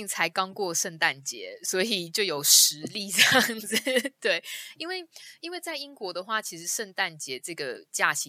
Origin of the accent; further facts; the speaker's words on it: Taiwan; 身为一个一个台湾人，有时候我们听到他们讲说 Chinese New Year